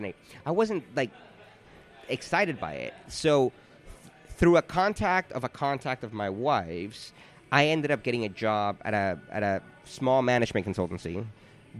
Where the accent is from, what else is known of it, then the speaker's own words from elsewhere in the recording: Miami, Florida, United States; moved away as an adult; also born or lived in New York City; now in London, United Kingdom; We're both originally from Miami